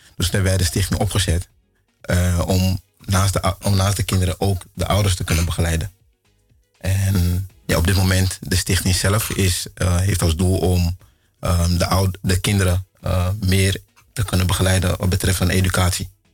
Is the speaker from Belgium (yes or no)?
no; Ghana; now in Netherlands; ik kom uit Ghana